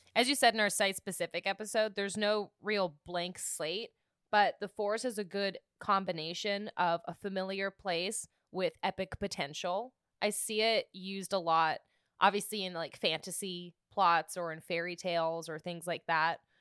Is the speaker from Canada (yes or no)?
yes; British Columbia, Canada; I'm from British Columbia